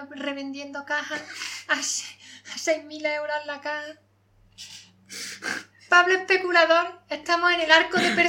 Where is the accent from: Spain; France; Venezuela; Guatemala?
Spain; Córdoba, Andalusia; soy cordobesa